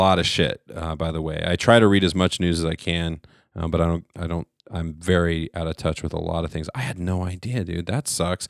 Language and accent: English; Nebraska, United States; I grew up in Nebraska.